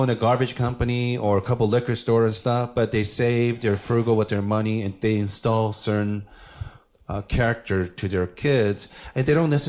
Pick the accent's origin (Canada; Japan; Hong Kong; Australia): Japan; Um, I grew up in Japan, so everybody looks the same.